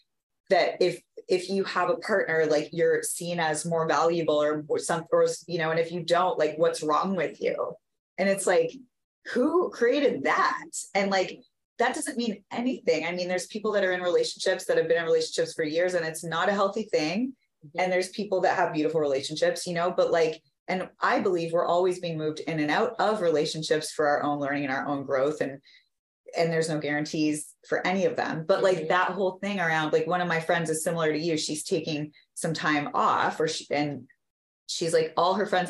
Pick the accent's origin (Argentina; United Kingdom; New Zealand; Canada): Canada; moved away as an adult; I'm from Canada, like small town Canada